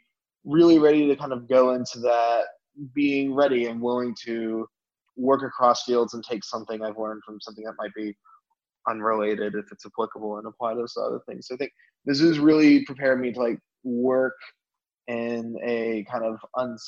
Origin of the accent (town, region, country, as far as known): Missouri, United States; also born or lived in Louisiana